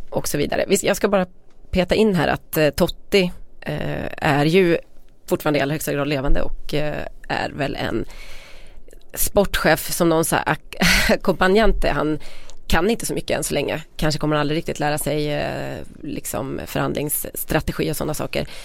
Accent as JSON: {"language": "Swedish", "area": "Västergötland", "region": "Västra Götaland", "country": "Sweden", "said": "Vi är ändå från Västergötland."}